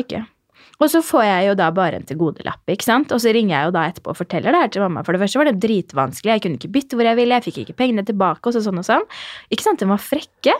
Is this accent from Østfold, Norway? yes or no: yes; Fredrikstad, Østfold, Norway; moved away; Jeg var hjemme i Fredrikstad